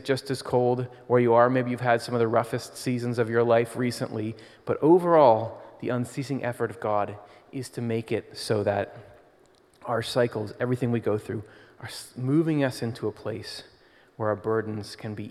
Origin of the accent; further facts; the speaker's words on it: Michigan, United States; now in Pennsylvania, United States; I grew up in Michigan and then moved to Pennsylvania